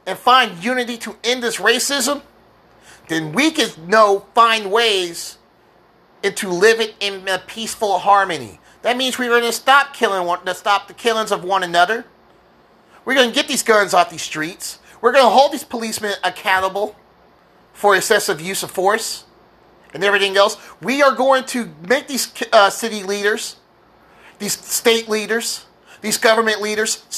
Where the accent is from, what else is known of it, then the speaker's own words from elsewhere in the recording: United States; as an American